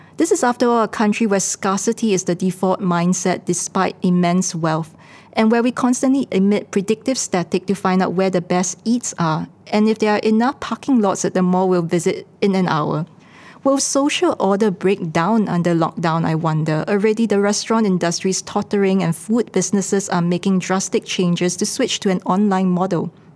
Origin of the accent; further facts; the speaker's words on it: Singapore; as Singaporeans